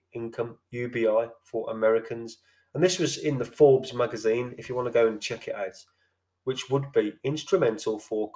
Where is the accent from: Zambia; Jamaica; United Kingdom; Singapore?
United Kingdom; Birmingham, West Midlands; I'm from Birmingham